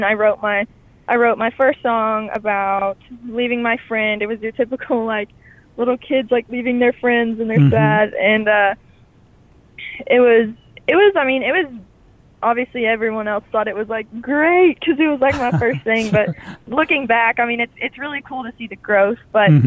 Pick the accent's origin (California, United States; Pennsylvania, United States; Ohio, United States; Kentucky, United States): Kentucky, United States; Stanton; also born or lived in Marion, Kentucky; we moved to Stanton, Kentucky. And that's where I remember most of my childhood was there.